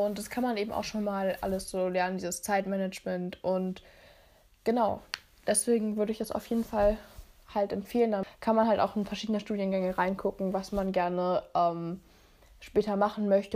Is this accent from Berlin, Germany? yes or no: yes; Berlin, Germany; ich komme aus Berlin